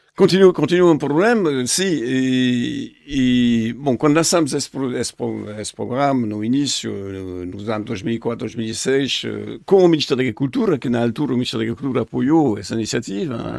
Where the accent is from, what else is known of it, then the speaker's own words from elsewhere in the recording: France; Portuguese is a second language; moved away as an adult; also born or lived in Paris; now in Portugal; sou francês